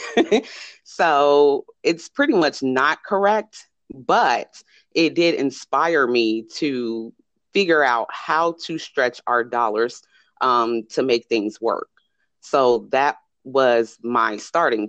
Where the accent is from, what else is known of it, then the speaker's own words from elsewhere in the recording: Chicago, Illinois, United States; moved away as an adult; now in Las Vegas, United States; I'm originally from Chicago. Right now, I reside in Las Vegas